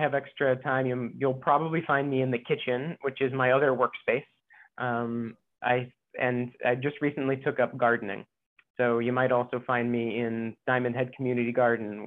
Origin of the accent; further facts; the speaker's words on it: Ohio, United States; moved away as an adult; also born or lived in Indiana / Kansas / Boston / New York; now in Hawaii, United States; I was born in Indiana, grew up in Ohio